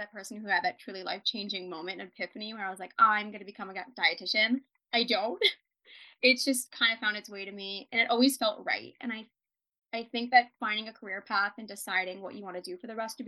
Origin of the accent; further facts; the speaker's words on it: New Jersey, United States; moved away as an adult; also born or lived in San Diego; I grew up in New Jersey and I decided to move out to San Diego for college